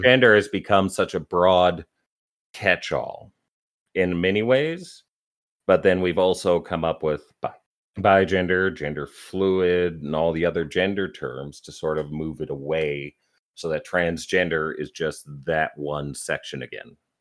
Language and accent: English; Canada; I'm Canadian